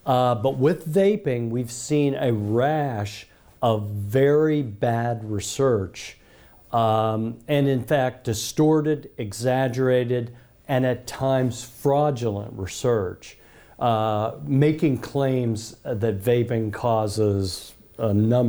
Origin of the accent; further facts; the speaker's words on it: United States; as an American